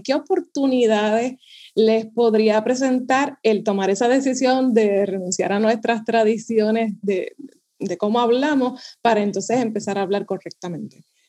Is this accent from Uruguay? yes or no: no; Puerto Rico; accent: Puerto Rican; como buena boricua